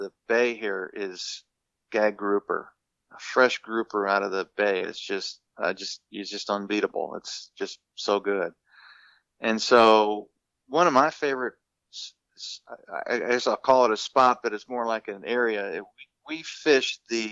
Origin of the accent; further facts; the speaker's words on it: Minnesota, United States; being a kid, you know, growing up in Minnesota